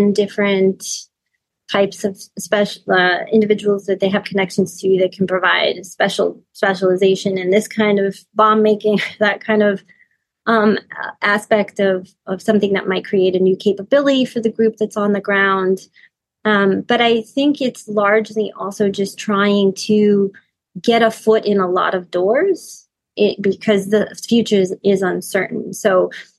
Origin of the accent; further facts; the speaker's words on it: United States; I'm also American